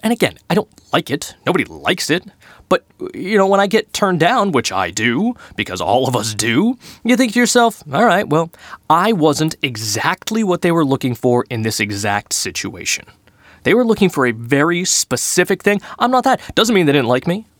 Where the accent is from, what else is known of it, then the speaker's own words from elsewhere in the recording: Boston, Massachusetts, United States; I am from Boston